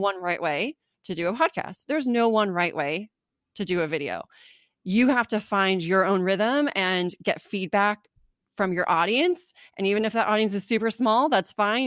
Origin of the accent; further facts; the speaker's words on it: California, United States; also born or lived in Germany; I grew up in California